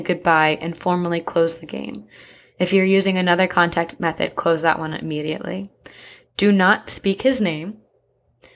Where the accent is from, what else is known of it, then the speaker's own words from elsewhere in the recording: New Jersey, United States; I'm from Jersey